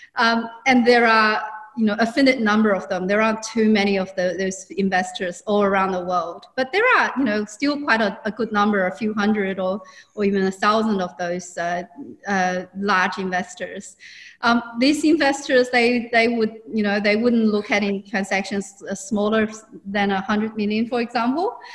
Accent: China; moved away as an adult; also born or lived in Hong Kong; now in Australia; I'm actually originally from China

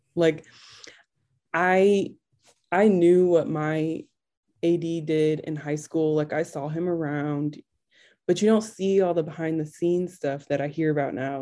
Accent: Albion, Michigan, United States; also born or lived in Kalamazoo, Michigan / Indianapolis; I grew up in Albion, Michigan.

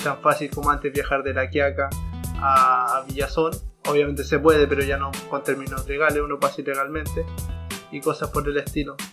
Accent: Arica, Arica y Parinacota, Chile; soy de Chile, para ser específico de Arica

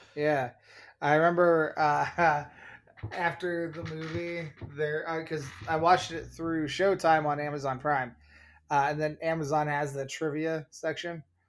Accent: Oregon, United States; now in Chicago, United States; being a five-year-old in Oregon

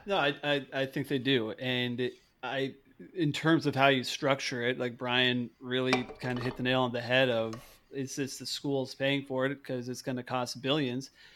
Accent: Great Falls, Montana, United States; my hometown, Great Falls, Montana

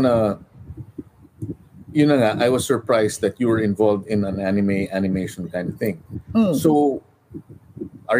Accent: Philippines; now in United States; it's part of being a Filipino

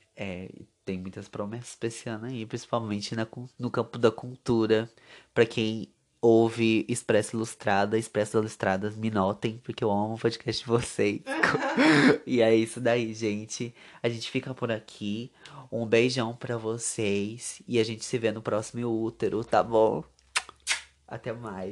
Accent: Brazil; a gente é brasileiro

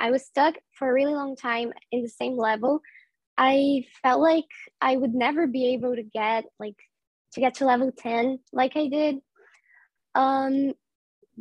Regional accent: Brazil; I'm Brazilian. I live in Brazil.

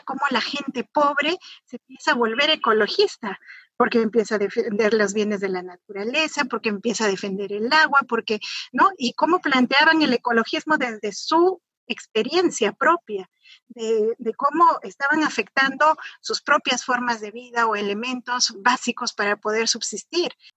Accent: Cajamarca, Peru; yo soy de Cajamarca, yo soy de una provincia que además es la más pobre del país

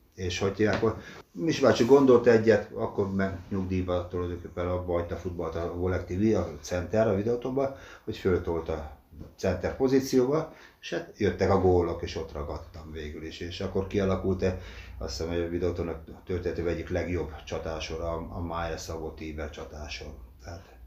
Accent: Dorog, Komárom-Esztergom, Hungary; moved away as an adult; now in Székesfehérvár, Hungary; Dorogon születtem, ott lettem tízes koromtól igazolt játékos

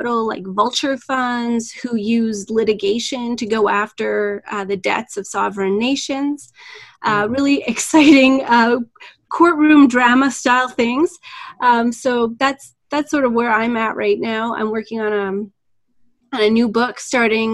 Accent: Alberta, Canada; now in Toronto, Canada; I'm originally from Alberta

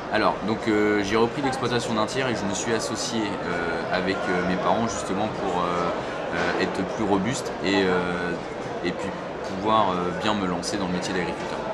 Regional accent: Seine-Maritime, Normandy, France; je suis originaire de Normandie, en Seine-Maritime

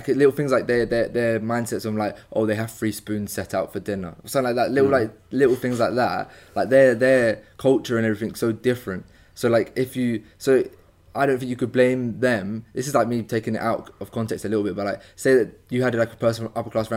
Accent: Croydon, London, United Kingdom; I personally find myself very fortunate that I grew up in Croydon

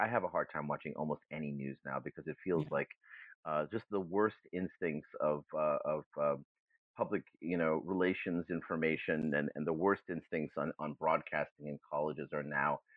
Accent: Boston, Massachusetts, United States; first language German; English is a second language; also born or lived in New Haven, Connecticut / Hamburg, Germany / Princeton, New Jersey; And so I grew up mostly in Boston.

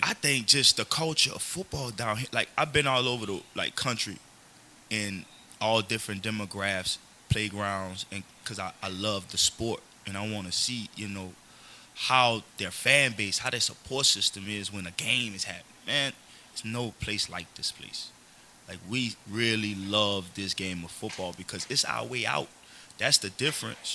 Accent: Elgin, Louisiana, United States; I'm from Elgin, so you know I live right down the street

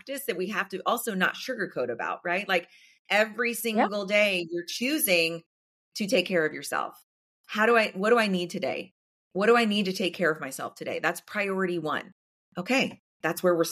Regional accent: the South, United States; I grew up in the South

